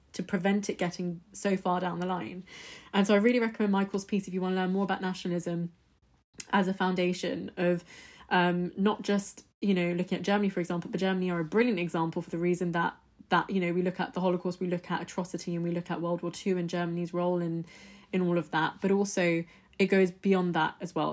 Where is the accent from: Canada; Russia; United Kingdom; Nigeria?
United Kingdom; my background, I'm British Indian. So, my parents, we're, we're Indian, we're Hindus, we're Punjabis.